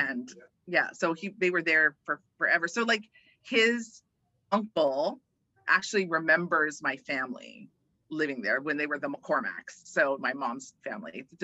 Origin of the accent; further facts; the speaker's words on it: Hawaii, United States; also born or lived in Omaha; And then we moved to Hawaii when I was 11. Both of my brothers were born in California. I was born in Omaha.